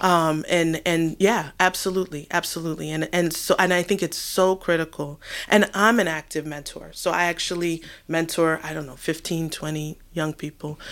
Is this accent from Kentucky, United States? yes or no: no; New York, United States; now in Washington, D.C., United States; growing up in New York